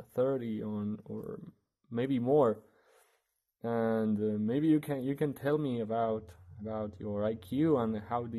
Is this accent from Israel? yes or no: no; Argentina; from Argentina.